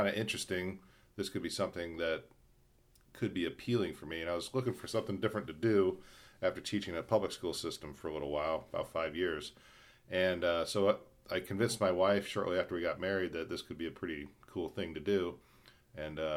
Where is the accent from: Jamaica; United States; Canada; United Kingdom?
United States; Akron, Ohio; moved away as an adult; also born or lived in Riga, Latvia; now in Budapest, Hungary; I'm originally from the United States, from Akron, Ohio